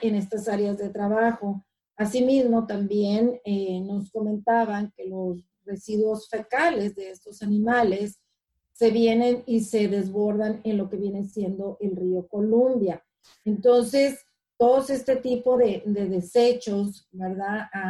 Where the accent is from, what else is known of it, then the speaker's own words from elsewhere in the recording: Ciudad Obregón, Sonora, Mexico; moved away as an adult; now in Washington, United States; soy mexicana, ah, nací en el estado de, Sonora, de Ciudad Obregón, Sonora, y hace como 21 años estoy viviendo aquí en, los Estados Unidos, donde actualmente radico es en, Washington